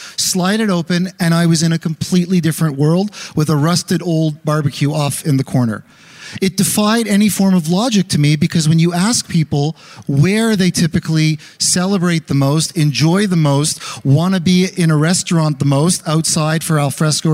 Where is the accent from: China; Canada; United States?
Canada; Montreal, Quebec; Growing up in Montreal